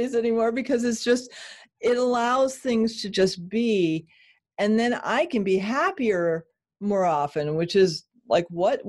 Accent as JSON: {"language": "English", "region": "New England", "country": "United States", "tie": "born or raised there", "said": "I grew up in New England."}